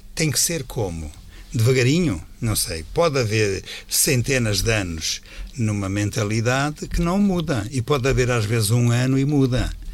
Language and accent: Portuguese; Norte, Portugal; moved away; also born or lived in Alentejo; quando eu era miúdo, lá na minha aldeia